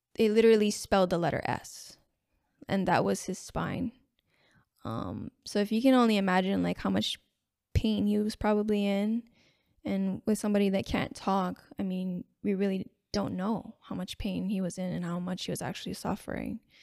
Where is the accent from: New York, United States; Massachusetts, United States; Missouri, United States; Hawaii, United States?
Hawaii, United States; Makaha; coming from the west side which is where I grew up in Makaha Valley.